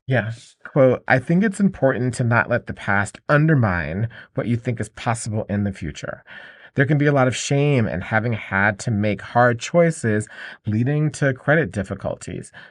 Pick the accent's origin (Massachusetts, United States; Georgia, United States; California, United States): Georgia, United States; Atlanta; I grew up in Atlanta, And, um, in Atlanta, Georgia